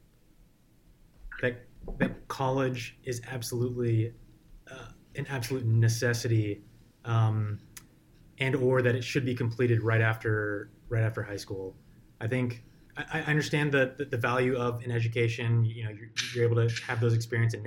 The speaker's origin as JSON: {"language": "English", "region": "North Carolina", "country": "United States", "tie": "born or raised there", "moved": "as an adult", "lives_now": "Bay Area, United States", "said": "moved out to North Carolina, was there for another 15 years"}